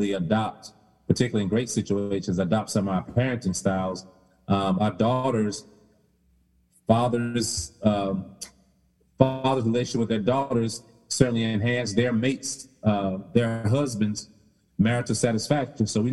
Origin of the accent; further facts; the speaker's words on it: the South, United States; I use the word ain't because I'm from the South.